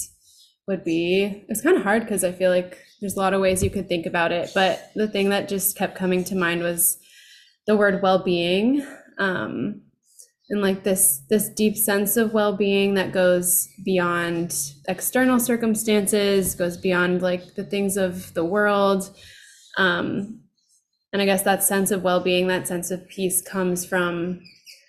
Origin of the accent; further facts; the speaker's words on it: Southern California, United States; I've been growing up in Southern California my whole life